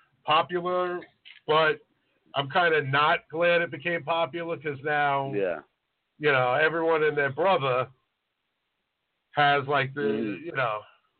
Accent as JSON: {"language": "English", "town": "New York City", "region": "New York", "country": "United States", "said": "we're from Staten Island"}